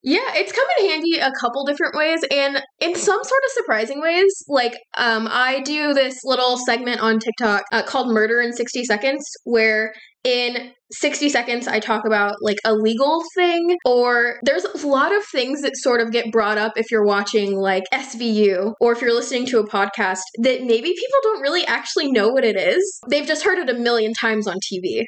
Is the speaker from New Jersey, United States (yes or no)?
no; Texas, United States; now in North Carolina, United States; I'm originally from Texas, um, but I live in North Carolina now